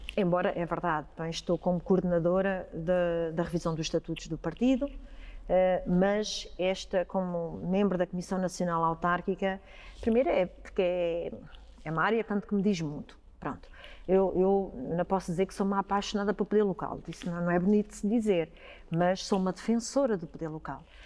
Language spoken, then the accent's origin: Portuguese; Ribatejo, Portugal; como ribatejana que sou